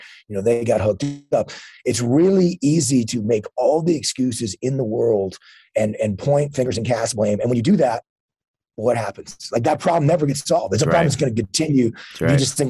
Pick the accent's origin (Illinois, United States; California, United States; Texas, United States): Texas, United States; High school football, where I grew up in Texas, is a huge deal.